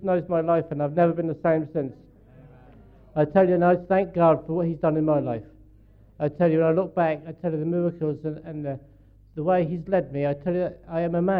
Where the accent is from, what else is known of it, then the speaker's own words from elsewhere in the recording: Norwich, East of England, United Kingdom; we come from Norwich